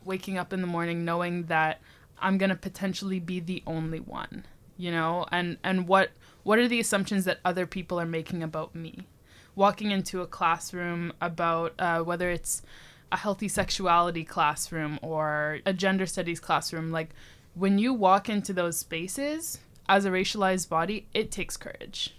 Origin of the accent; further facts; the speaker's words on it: Toronto, Ontario, Canada; now in Victoria, Canada; growing up in Toronto